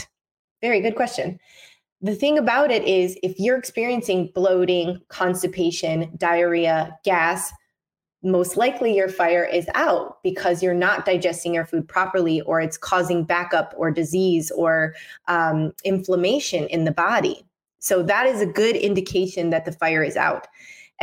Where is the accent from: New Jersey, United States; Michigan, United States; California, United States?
Michigan, United States; now in Mexico; I'm from Michigan, and we have cold winters. Luckily, I am out in Mexico now